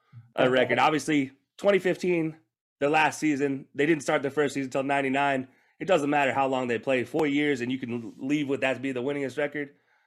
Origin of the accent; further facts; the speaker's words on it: Alabama, United States; growing up in Alabama and living in Alabama, playing in Alabama sports-wise.